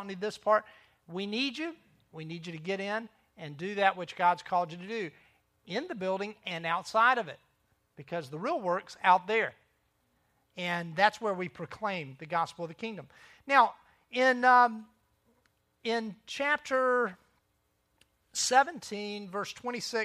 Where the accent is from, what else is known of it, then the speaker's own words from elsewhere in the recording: Myrtle Beach, South Carolina, United States; I'm a local. I grew up in Myrtle Beach